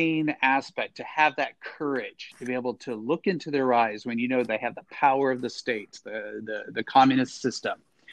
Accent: Dallas, Texas, United States; I grew up in Dallas

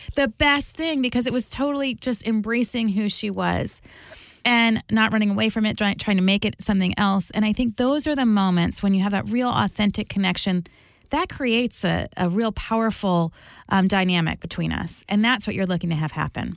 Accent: New Jersey, United States; I grew up in New Jersey

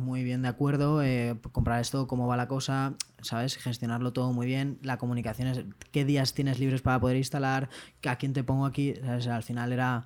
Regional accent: Valencia, Valencian Community, Spain; Enrique y yo somos de Valencia

